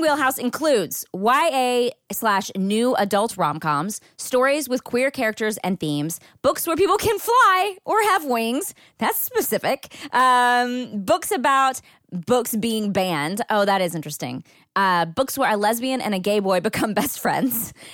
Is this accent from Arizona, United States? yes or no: no; Marshall, Texas, United States; moved away; my hometown, which is a very small town in East Texas called Marshall.